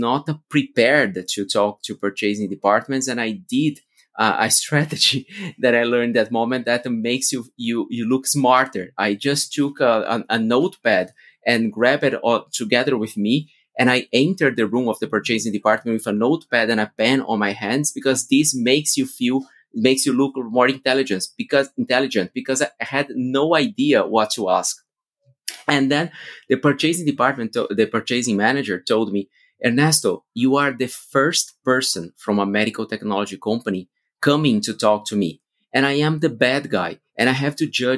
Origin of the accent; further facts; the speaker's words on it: Brazil; moved away as an adult; also born or lived in Austin, United States / Europe; as I'm from Brazil